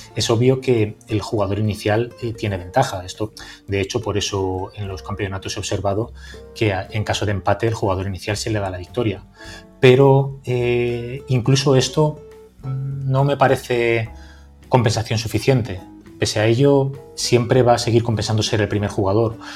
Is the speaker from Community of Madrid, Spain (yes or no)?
no; Valencia, Valencian Community, Spain; Yo soy de Valencia